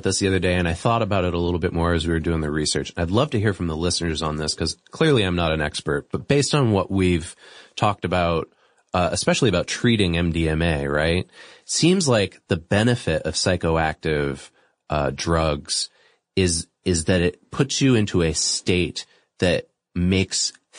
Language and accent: English; Boston, Massachusetts, United States; I'm from Boston.